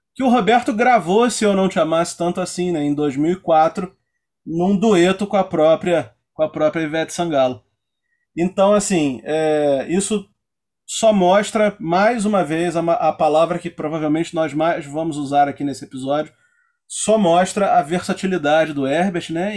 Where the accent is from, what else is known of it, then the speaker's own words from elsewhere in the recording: Nova Iguaçu, Rio de Janeiro, Brazil; a gente é de Nova Iguaçu, né? A gente grava esse episódio aqui de Nova Iguaçu